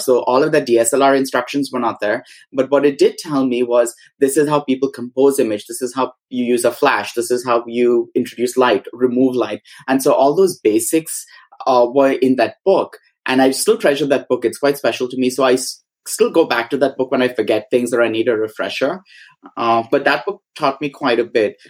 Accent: Mumbai, Maharashtra, India; moved away as an adult; also born or lived in Goa; now in United States; we had gone to Bombay where I was born and brought up.

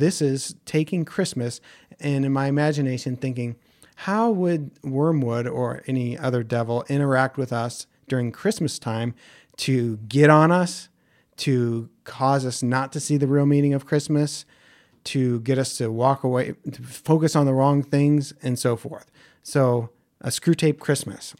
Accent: Ohio, United States; where I grew up in Ohio

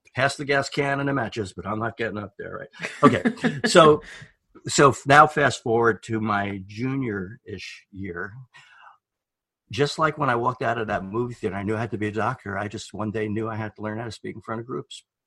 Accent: New York, United States; moved away as an adult; now in Oregon, United States; I'm from New York

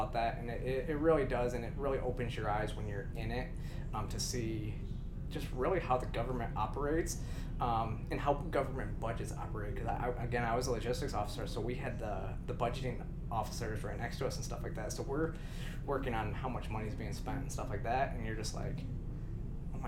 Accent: Michigan, United States; now in Georgia, United States; I grew up in Michigan

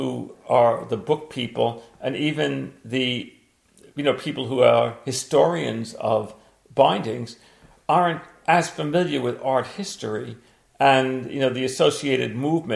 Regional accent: United States; I'm American

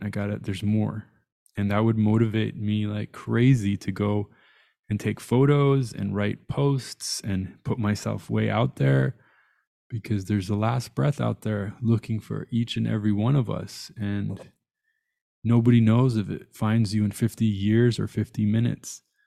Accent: Tehran, Tehran Province, Iran; I was born in Tehran.

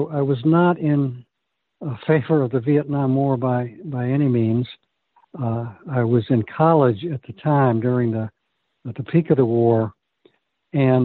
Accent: Williamsburg, Virginia, United States; moved away; also born or lived in Washington, D.C.; I grew up in Williamsburg, Virginia

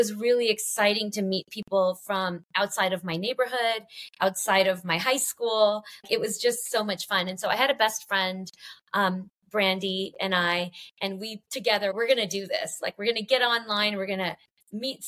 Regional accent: Los Angeles, California, United States; I grew up in Los Angeles

